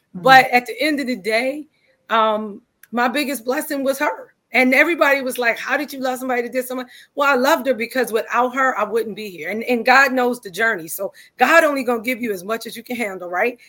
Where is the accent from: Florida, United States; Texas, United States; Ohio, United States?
Ohio, United States; Cleveland; I'm from Cleveland. Cleveland, Ohio is my hometown